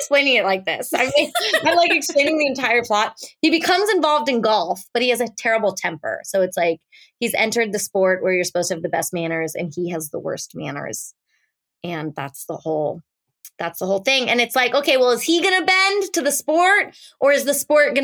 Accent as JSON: {"language": "English", "area": "Orange County", "region": "California", "country": "United States", "tie": "born or raised there", "said": "growing up in Orange County as a Jew"}